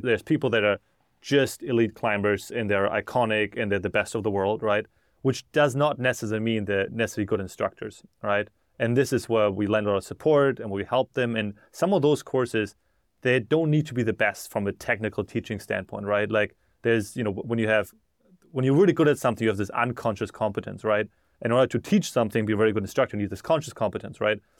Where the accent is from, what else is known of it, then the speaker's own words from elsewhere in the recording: Germany; moved away as an adult; now in United States; I grew up in Germany, and then I moved to America in twenty sixteen